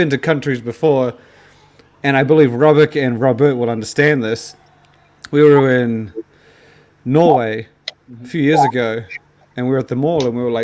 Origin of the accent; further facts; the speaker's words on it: New Zealand; moved away; as a New Zealander